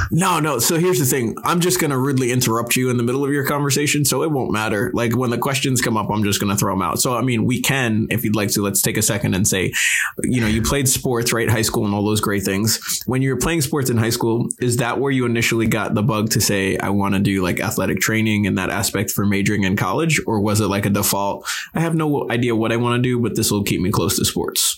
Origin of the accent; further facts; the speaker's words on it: Long Island, Suffolk County, New York, United States; moved away; I'm originally from New York